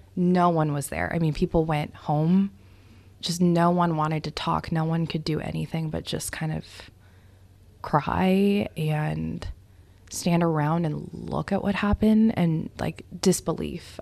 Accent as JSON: {"language": "English", "town": "Davis", "region": "California", "country": "United States", "tie": "born or raised there", "also_born_or_lived": "Modesto, California", "said": "I am from Davis, California, born in Modesto, California, so Northern California, born and raised"}